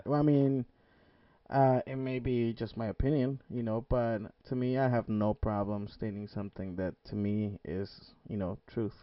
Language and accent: English; Mexico; I grew up in Mexico, being the only Asian-looking kid